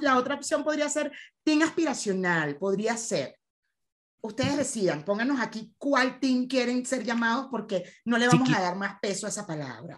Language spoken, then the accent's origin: Spanish; Venezuela; nosotros que somos venezolanos, que nuestra comunidad es venezolana